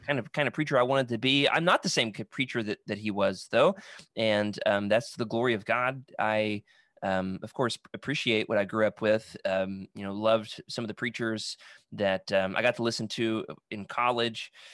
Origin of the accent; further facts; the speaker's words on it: Russellville, Arkansas, United States; I'm originally from Russellville, Arkansas